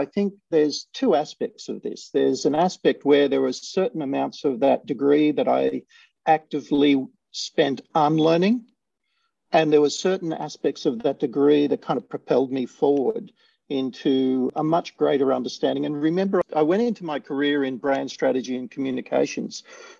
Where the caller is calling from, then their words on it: Sydney, New South Wales, Australia; I'm in Sydney, Australia.